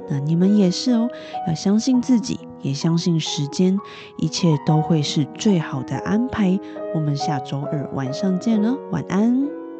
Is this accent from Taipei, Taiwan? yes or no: yes; Taipei, Taiwan; 我是台北人嘛，我在台北吃到的意面